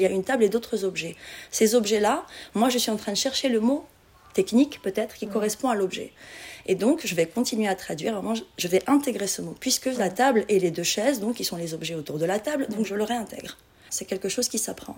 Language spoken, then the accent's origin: French; Morocco; moved away as an adult; also born or lived in Casablanca / Granada / Paris; je suis marocaine